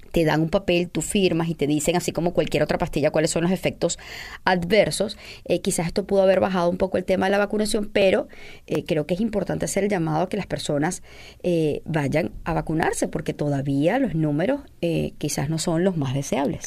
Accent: Venezuela; nosotros los venezolanos

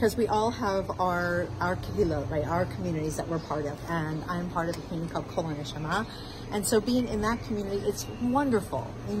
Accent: United States; as American Jew

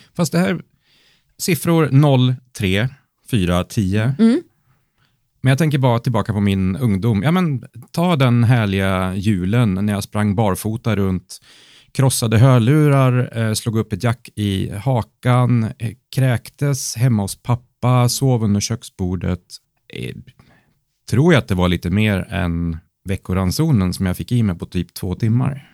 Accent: Värmland, Sweden; Jag kommer från Värmland

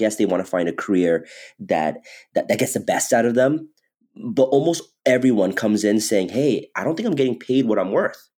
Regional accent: Redlands, California, United States; moved away as an adult; also born or lived in Irvine, California / New York; I grew up in Southern California. I grew up in um, a city called Redlands, California

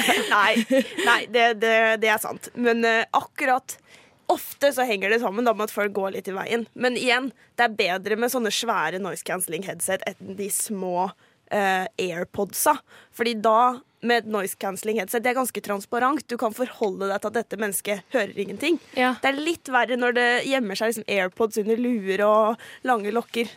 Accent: Halden, Østfold, Norway; moved away; har jeg måttet dra til min hjemby Halden

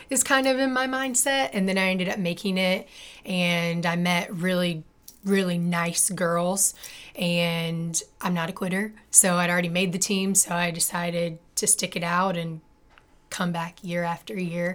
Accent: Memphis, Tennessee, United States; moved away as an adult; also born or lived in North Carolina / South Carolina / Indiana; I'm actually born and raised in Memphis, Tennessee

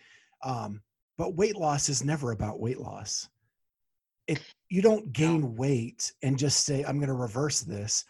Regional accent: Columbus, Ohio, United States; my hometown here in Columbus

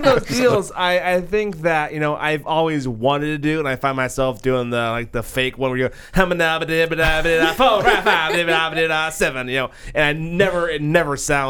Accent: East Texas, United States; because I'm from East Texas.

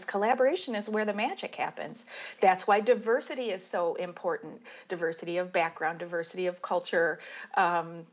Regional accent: Dearborn, Michigan, United States; moved away; also born or lived in California; I grew up in Dearborn in Detroit, so I was a car girl anyway

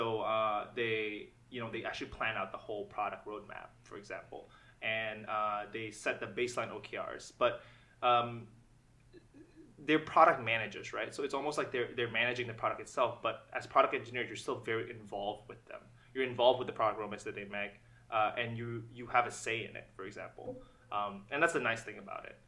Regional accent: Jakarta, Indonesia; moved away as an adult; now in Canada; I was born in Jakarta. I was born and raised, and I stayed in Jakarta

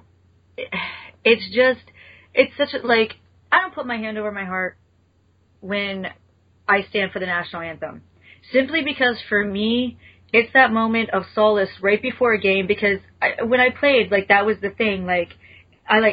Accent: United States; as an American

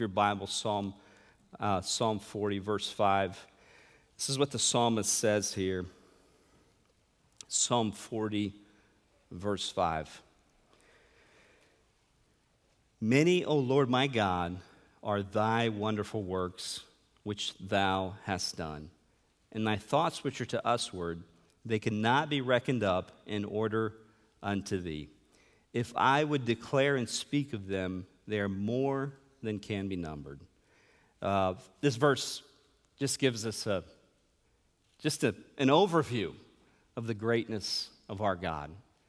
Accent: São Paulo, Brazil; also born or lived in Chattanooga, United States; And I was born in Chattanooga in 1978. And then a few years later, in 1981, my parents went to São Paulo, Brazil.

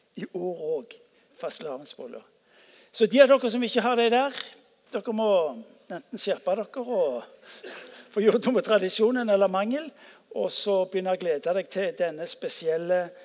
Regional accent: Stavanger, Rogaland, Norway; jeg vokste opp på Ullandhaug

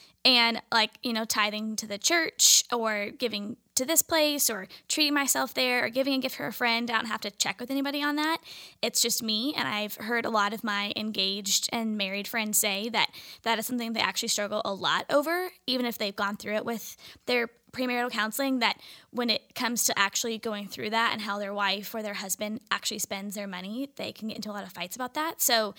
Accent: Orange County, California, United States; I'm also from Orange County, California.

